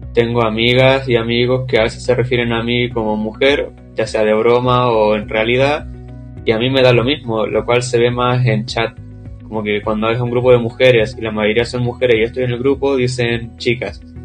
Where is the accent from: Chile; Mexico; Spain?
Chile; soy de Chile, tengo 17